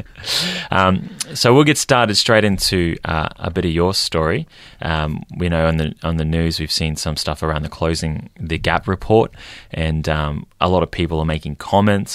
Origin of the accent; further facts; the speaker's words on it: Queensland, Australia; now in Victoria, Australia; I met him down here in Victoria, even though we're both from Queensland